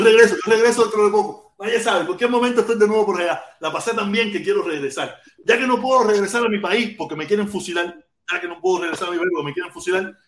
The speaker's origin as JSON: {"language": "Spanish", "country": "Cuba", "moved": "yes", "said": "yo a Cuba no regreso porque no es, un país que no, no me garantiza, no me garantiza mi derecho a mi libre expresión, a mi soberanía, a, plantear, a decir lo que quiero y que yo pueda y que yo vaya a regresar a mi país de origen"}